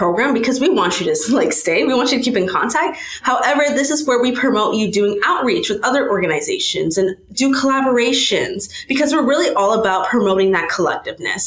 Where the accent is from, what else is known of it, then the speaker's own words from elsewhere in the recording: Fort Lauderdale, Florida, United States; I am from Fort Lauderdale, Florida